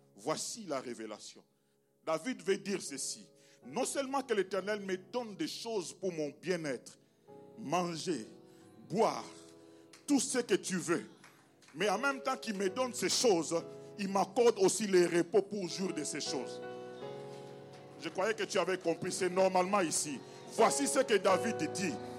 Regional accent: DR Congo; je viens du Congo

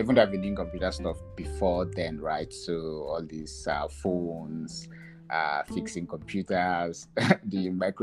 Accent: Jos, Plateau, Nigeria; moved away as an adult; also born or lived in Abuja / Ghana; I'm from Jos, that's Plateau State

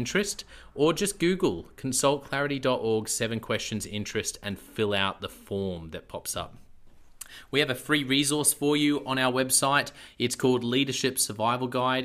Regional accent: Australia; accent: Aussie; my Aussie accent

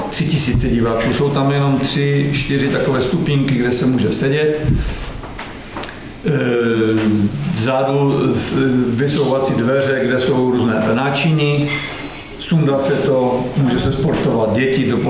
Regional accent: Czechia; Já jsem z Kvinkovic, bydlím tam teď pořád

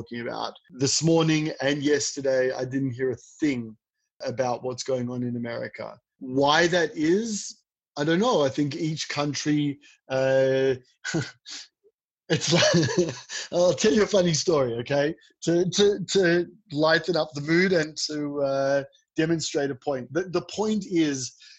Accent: Australia; now in Israel; I grew up in Australia.

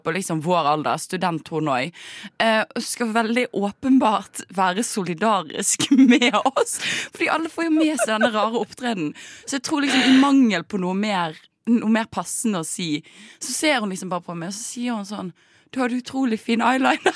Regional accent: Bergen, Vestland, Norway; jeg er fra Bergen

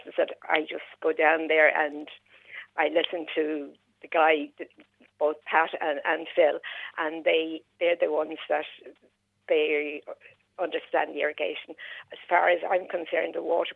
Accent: Dublin, Leinster, Ireland; moved away as an adult; now in Carlow, Ireland; I am not originally from Carlow. I'm from Dublin.

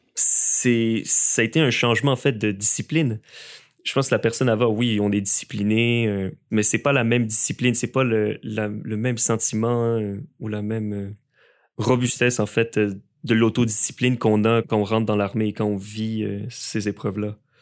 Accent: Montreal, Quebec, Canada; also born or lived in Lévis; je suis originaire de Montréal

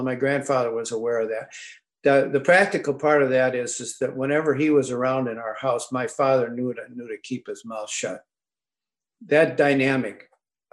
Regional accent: St. Paul, Minnesota, United States; We grew up in St. Paul, and our Catholic faith was important to us.

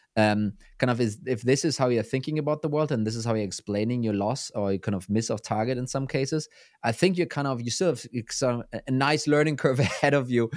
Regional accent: Germany; I'm from Germany.

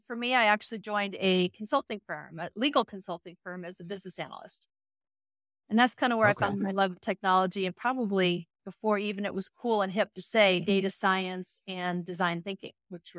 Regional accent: Chicago, Illinois, United States; We grew up in the Midwest, Chicago, froze to death for many years.

